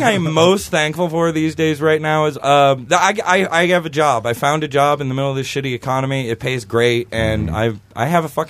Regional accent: Midwest, United States; I'm from the Midwest, so yes.

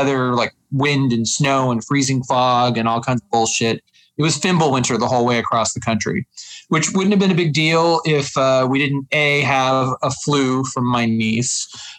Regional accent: Reno, Nevada, United States; born or raised there; moved away as an adult; also born or lived in Chicago, United States; now in Minneapolis, United States

